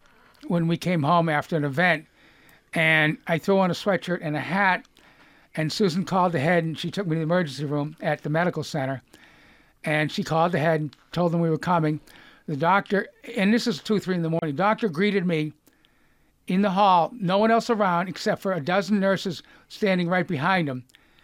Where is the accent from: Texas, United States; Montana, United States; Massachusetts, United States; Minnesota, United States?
Massachusetts, United States; Lexington; accent: Boston; moved away; I'm from Lexington, historic Lexington.